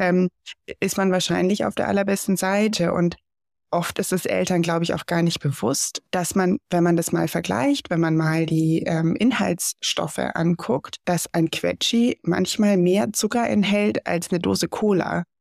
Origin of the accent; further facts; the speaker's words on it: Germany; bei uns in Deutschland